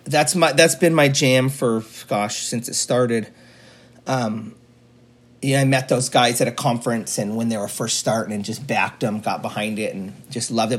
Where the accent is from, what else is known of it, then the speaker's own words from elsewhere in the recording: Juneau, Alaska, United States; Here in Juneau in Alaska